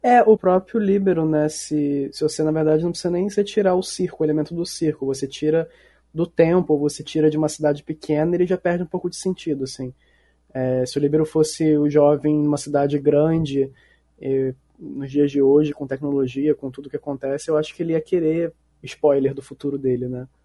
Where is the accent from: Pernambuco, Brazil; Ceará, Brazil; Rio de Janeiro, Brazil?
Rio de Janeiro, Brazil; eu nasci, fui criado aqui no Rio